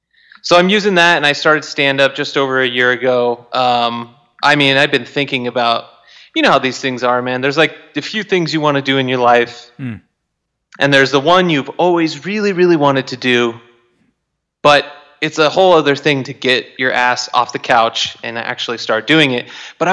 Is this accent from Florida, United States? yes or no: no; Turlock, California, United States; moved away as an adult; now in Los Angeles, United States; I grew up in Turlock, California.